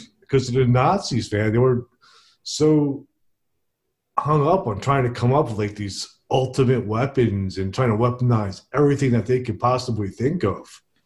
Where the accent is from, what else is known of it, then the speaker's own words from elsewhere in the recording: Princeton, New Jersey, United States; Princeton, which is my hometown